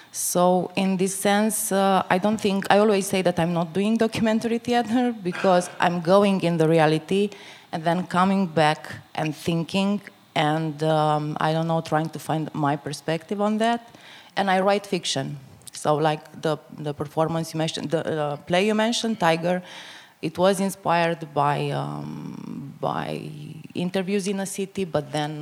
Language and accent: English; northeast Romania, Romania; moved away; in a very small um, uh, town in Romania, in the northeast. It's actually my hometown